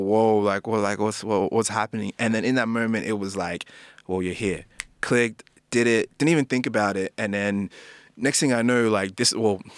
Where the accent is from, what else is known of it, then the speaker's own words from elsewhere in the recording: Sydney, New South Wales, Australia; also born or lived in New Zealand / Ghana (ancestry); From New Zealand, we actually came to Parra. So I grew up. So kind of grew up most of my life there. Then like Glenwood, Blacktown is like the area that I was always in.